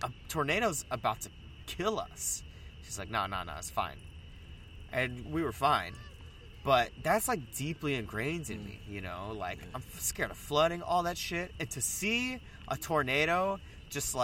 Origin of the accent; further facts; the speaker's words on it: the South, United States; now in Chicago, United States; I'm from the South